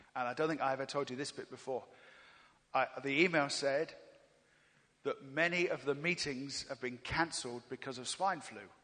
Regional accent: England, United Kingdom; I'm from England.

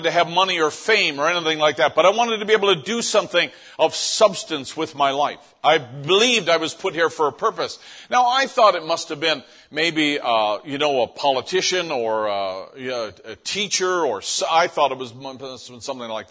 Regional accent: St. John's, Newfoundland and Labrador, Canada; moved away; this is the town where I grew up in St. John's, Newfoundland, and this is on the very, very east coast of North America

